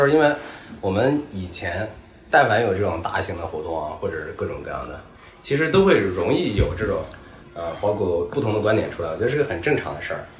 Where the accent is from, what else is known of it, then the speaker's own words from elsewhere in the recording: China; 我们中国人的那么的节也没见得这么的投入，还是怎么回事？